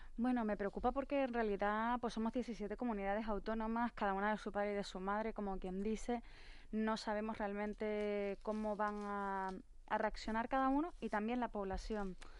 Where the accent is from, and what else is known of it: Canary Islands, Spain